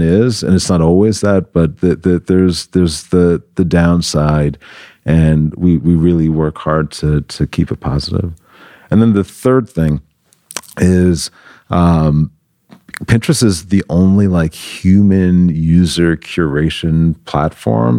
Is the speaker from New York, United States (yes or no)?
yes; New York City, New York, United States; moved away as an adult; now in Los Angeles, United States; I'm from New York originally, from the Bronx, New York, the boogie down Bronx.